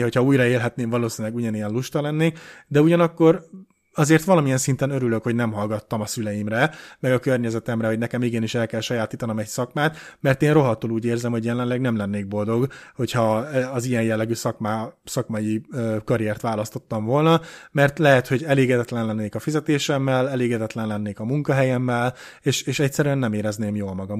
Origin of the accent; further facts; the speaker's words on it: Hungary; én egy magyar ember vagyok, nekem Magyarországon van a helyem